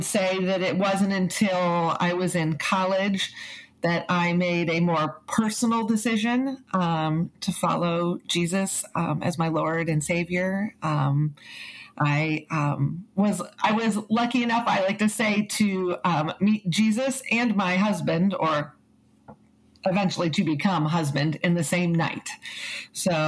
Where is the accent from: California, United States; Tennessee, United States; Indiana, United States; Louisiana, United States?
Indiana, United States; Carmel; also born or lived in Kokomo / Westfield; now in Noblesville, United States; I'm a local. I was born in Carmel, grew up there